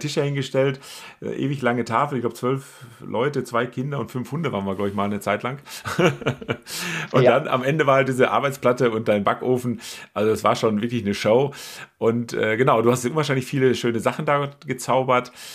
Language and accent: German; Münsterland, North Rhine-Westphalia, Germany; ich komme ja aus, aus Münsterland, da ist Reiten ja auch äh, durchaus Usus.